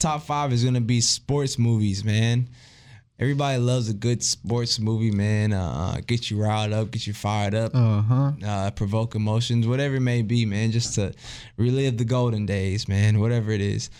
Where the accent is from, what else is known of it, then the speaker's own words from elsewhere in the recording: Texas, United States; I'm from Texas